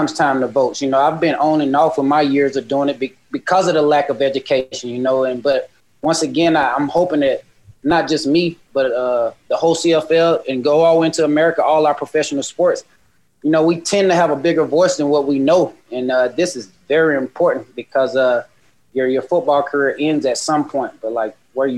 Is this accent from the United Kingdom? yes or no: no; United States; now in Edmonton, Canada; me being American, working to get my Canadian citizenship